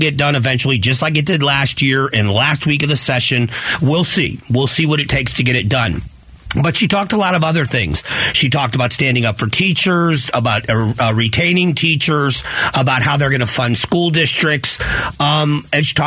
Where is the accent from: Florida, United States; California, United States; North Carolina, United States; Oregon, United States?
Florida, United States; South; growing up in South Florida